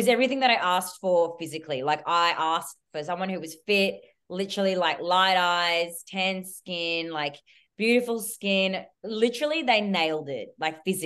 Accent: Melbourne, Victoria, Australia; I'm from Melbourne

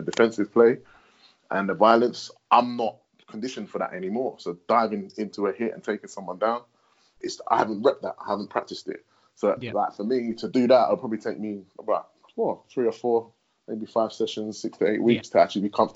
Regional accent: United Kingdom; we're British

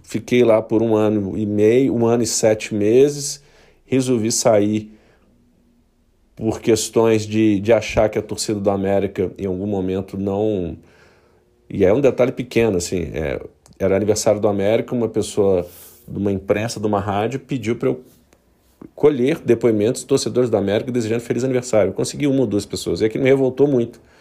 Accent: Belo Horizonte, Minas Gerais, Brazil; eu sou natural de Belo Horizonte

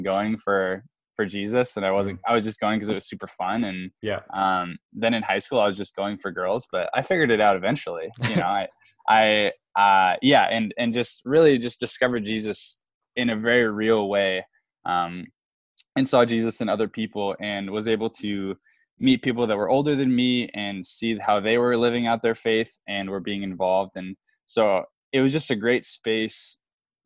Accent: Davenport, Iowa, United States; I'm from Davenport, and my home church that I grew up

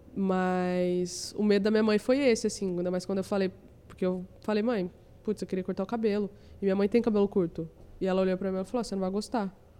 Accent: São José dos Campos, São Paulo, Brazil; eu nasci em São José dos Campos, aí eu trabalhava no hotel

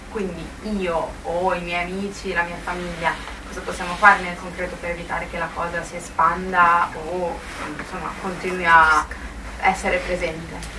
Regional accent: Lombardy, Italy; moved away as an adult; also born or lived in Bologna; io non, non sono emiliana in realtà sono lombarda, però eh, ho frequentato molto i piccoli comuni delle, dell'Emilia Romagna, soprattutto della provincia di Reggio Emilia, perché eh, vivevo a un chilometro di distanza da quella provincia

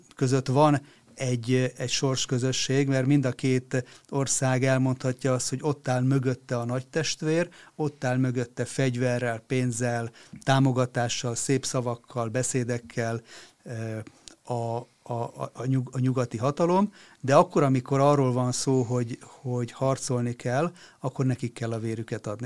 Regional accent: Hungary; nekünk magyaroknak

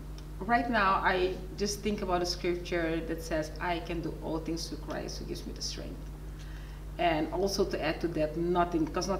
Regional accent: Bonaire, Caribbean Netherlands; moved away as an adult; also born or lived in Suriname; I'm originally from Suriname. {S0} Yes. {S1} But I also lived on the islands. Ah. I grew up on Bonaire.

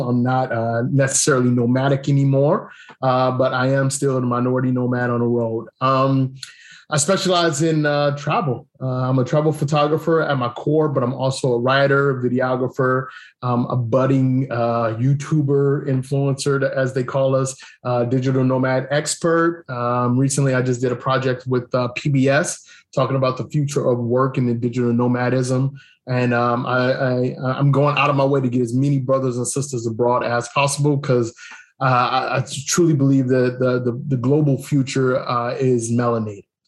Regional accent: Cleveland, Ohio, United States; moved away as an adult; also born or lived in Germany / Japan / Korea; now in Thailand; I grew up in Cleveland

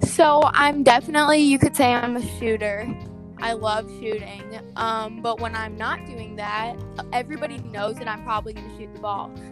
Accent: St. Louis, Missouri, United States; I'm from St. Louis, Missouri, and I'm going to John Burroughs School

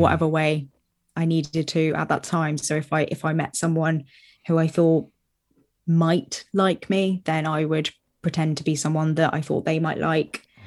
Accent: Brighton, South East England, United Kingdom; moved away as an adult; also born or lived in Southampton; I was from Brighton

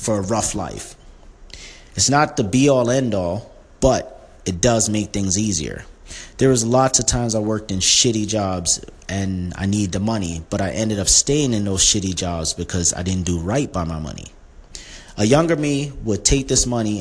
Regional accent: New York City, New York, United States; When I was younger and growing up in Brooklyn

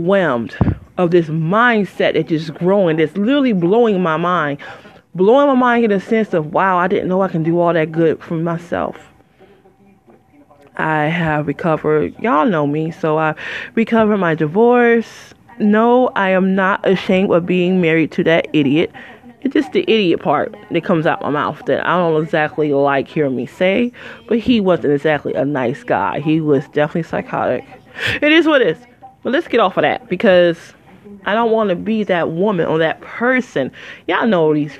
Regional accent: Detroit, Michigan, United States; moved away as an adult; also born or lived in Flint, Michigan; I'm from Motown. I ain't lived there in 17, oh, I'm sorry. I lived there 20 years.

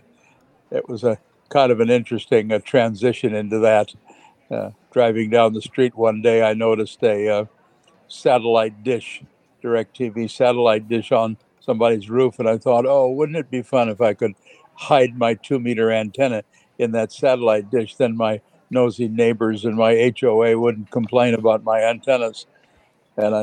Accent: United States; also born or lived in England; being an American living in England

